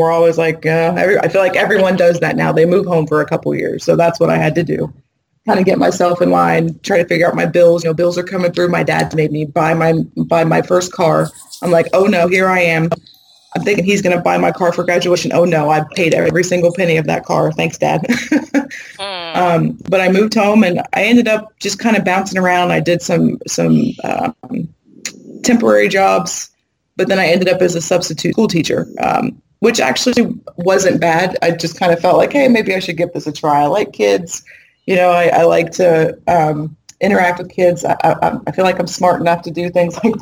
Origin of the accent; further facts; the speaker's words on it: Ohio, United States; moved away as an adult; also born or lived in Massachusetts; I'm from Ohio, so my mother and father were in Ohio. I'm in Massachusetts